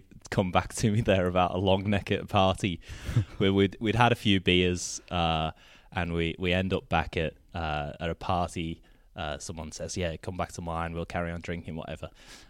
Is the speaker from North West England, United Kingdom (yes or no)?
yes; Liverpool, North West England, United Kingdom; Softened. My words have not kept up, but yeah, my accent has softened a little.